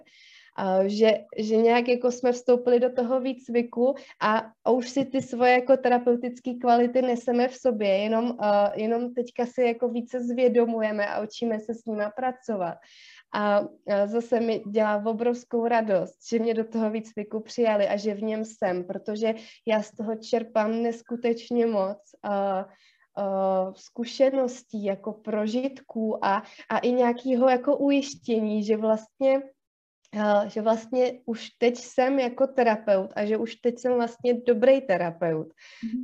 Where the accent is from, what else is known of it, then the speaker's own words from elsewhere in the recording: Kaplice, South Bohemian Region, Czechia; also born or lived in London / Prague; now in Ostrava, Czechia; původně jsem z pohraničí z Jižních Čech, z takového maloměsta ehm, z kaplice